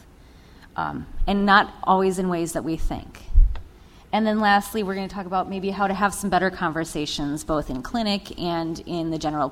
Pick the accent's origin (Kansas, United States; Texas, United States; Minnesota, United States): Minnesota, United States; St. Paul; Born and raised in St. Paul